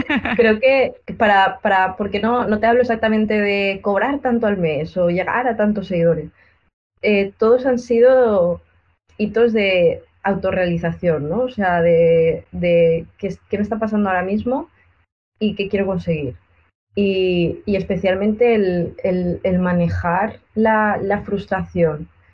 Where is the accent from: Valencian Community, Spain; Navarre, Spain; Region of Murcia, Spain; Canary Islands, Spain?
Valencian Community, Spain; Benidorm; aquí en Benidorm, en mi pueblo